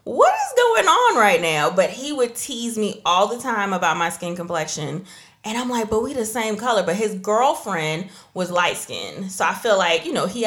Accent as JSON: {"language": "English", "country": "United States", "tie": "born or raised there", "also_born_or_lived": "Trinidad and Tobago / Georgia, United States"}